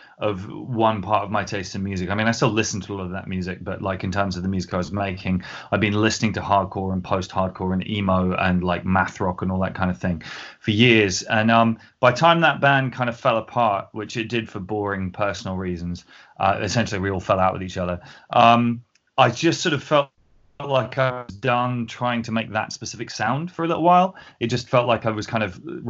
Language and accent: English; Winchester, South East England, United Kingdom; also born or lived in North London; now in London, United Kingdom; I grew up in Winchester in the south of England.